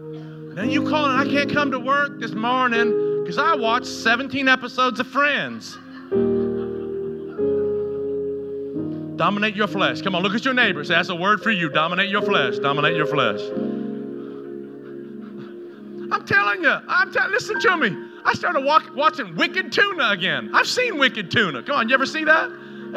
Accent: Tennessee, United States; growing up in Tennessee where I was and all my junior high years and my high school years

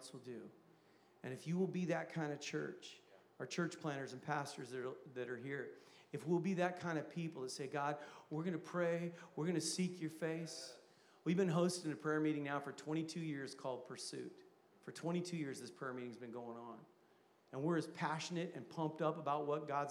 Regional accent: Vacaville, California, United States; I'm from Vacaville

